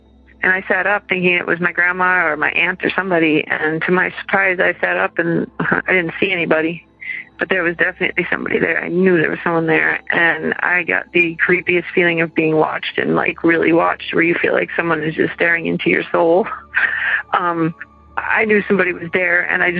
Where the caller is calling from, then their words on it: Madison, Wisconsin, United States; I'm calling from Madison, Wisconsin.